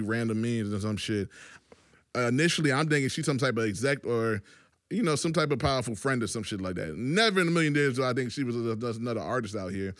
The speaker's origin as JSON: {"language": "English", "region": "Virginia", "country": "United States", "also_born_or_lived": "New York", "said": "I'm from Virginia"}